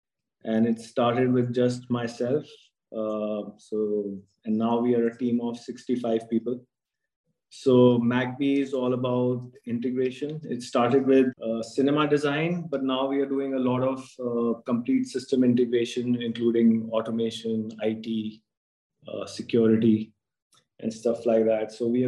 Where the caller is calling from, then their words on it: New Delhi, Delhi, India; I'm in New Delhi right now.